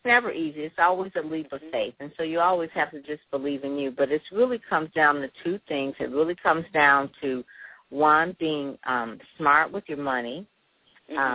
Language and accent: English; Detroit, Michigan, United States; I'm from Detroit. Um, went to Detroit public schools and, you know, went to Cass Tech, uh, went to Wayne State